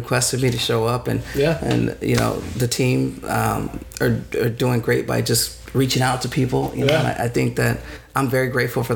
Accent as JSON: {"language": "English", "town": "San Diego", "region": "California", "country": "United States", "tie": "born or raised there", "said": "I grew up here in San Diego."}